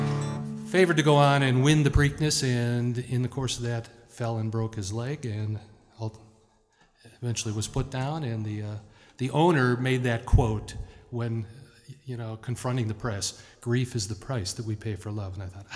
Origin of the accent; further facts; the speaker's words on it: Chicago, Illinois, United States; I'm from Chicago